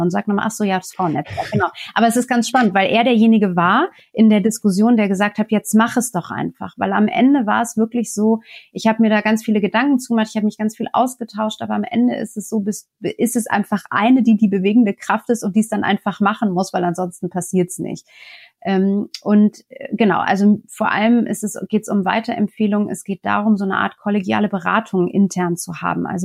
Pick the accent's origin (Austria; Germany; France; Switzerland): France; er erwartet dann schon von mir als Franzose, vielleicht muss ich das noch dazu sagen. Das heißt, in Frankreich sind wir ja auch ähm, mit der Parität